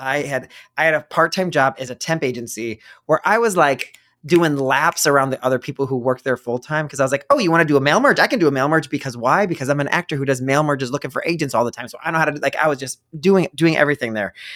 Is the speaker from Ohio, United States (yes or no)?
yes; Ohio, United States; moved away; also born or lived in New York; I grew up in Ohio